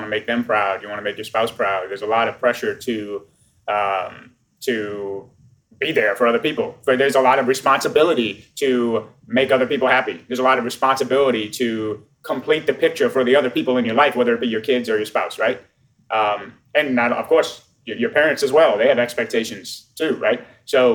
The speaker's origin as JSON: {"language": "English", "town": "New Orleans", "region": "Louisiana", "country": "United States", "said": "I'm from New Orleans, Louisiana, which is the accent that you hear."}